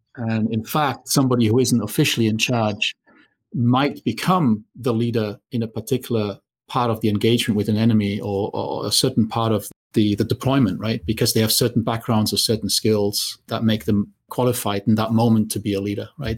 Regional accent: Germany; moved away; I grew up in Germany

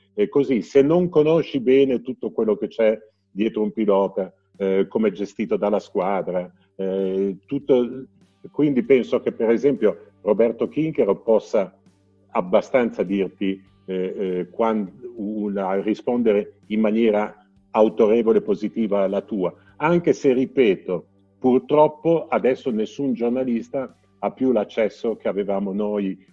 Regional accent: Genoa, Liguria, Italy; come genovese

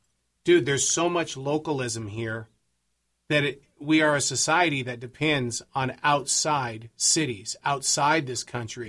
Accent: Montana, United States; also born or lived in Ranchester, Wyoming; now in Carolinas, United States; growing up in Montana, we're the farm fields. We had a ranch down in Ranchester, Wyoming.

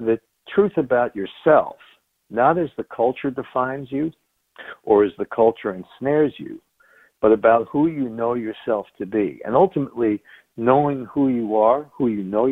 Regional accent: Long Island, New York, United States; also born or lived in Chicago; I was born in New York on Long Island. Grew up in the 60s.

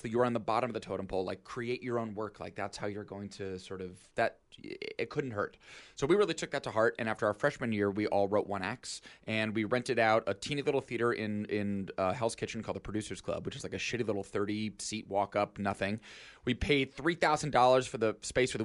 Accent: New York, United States; Yeah, so I am from upstate New York originally, and I grew up near Albany.

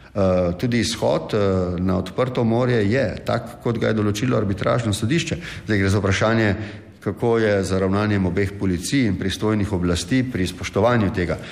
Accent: Slovenia

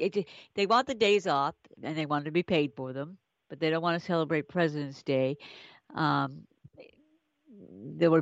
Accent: Brookline, Massachusetts, United States; I grew up in Brookline, Massachusetts

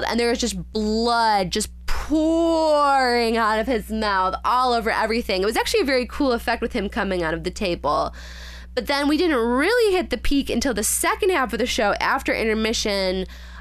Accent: Illinois, United States; I grew up in Illinois, not California

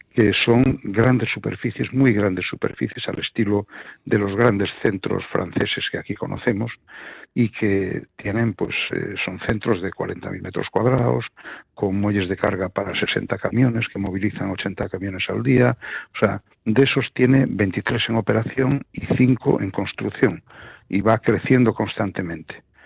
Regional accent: Ourense, Galicia, Spain; now in Madrid, Spain; es de Orense, como yo

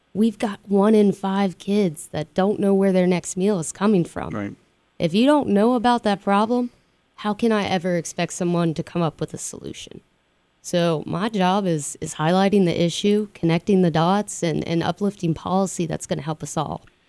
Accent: West Virginia, United States; being in West Virginia and being Appalachian is that resiliency

